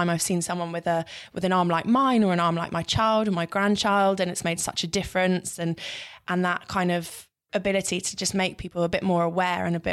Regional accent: London, United Kingdom; I grew up in North London.

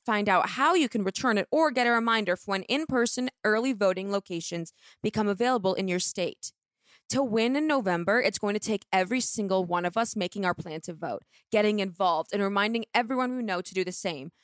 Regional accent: Palo Alto, California, United States; I'm from Palo Alto

